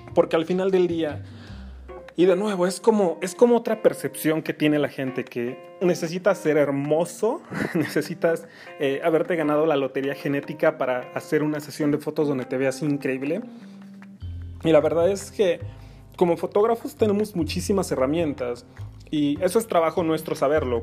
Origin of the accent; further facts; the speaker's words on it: Mexico City, Mexico; soy fotógrafo de la Ciudad de México, mejor dicho, del oriente de la Ciudad de México